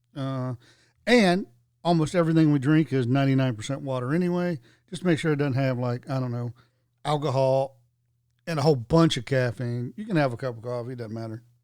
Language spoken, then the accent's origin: English; the South, United States; growing up in the South, playing outside all day, you just drink from the water hose